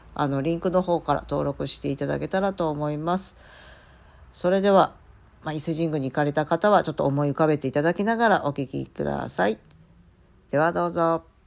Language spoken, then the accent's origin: Japanese; Mie, Japan; moved away; 生まれ育った三重県までちょっくら行ってまいりました